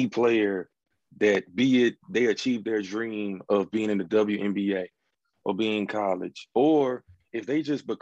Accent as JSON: {"language": "English", "region": "North Carolina", "country": "United States", "said": "I'm from North Carolina, basketball state, and grew up playing ball my whole life"}